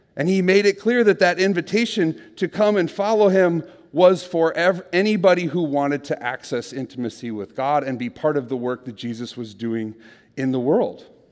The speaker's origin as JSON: {"language": "English", "region": "Minnesota", "country": "United States", "said": "I'm from Minnesota"}